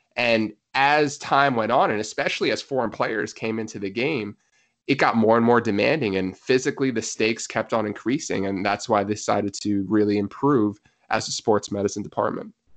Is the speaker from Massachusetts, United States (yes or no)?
no; New Jersey, United States; also born or lived in Pennsylvania / North Carolina; I was born and raised in New Jersey, so happy to be back in my home state